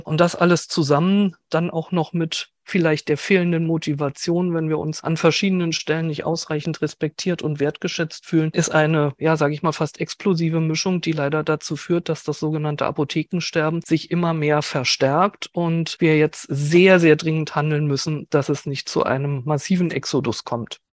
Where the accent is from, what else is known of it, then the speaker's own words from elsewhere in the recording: Berlin, Germany; als Berlinerin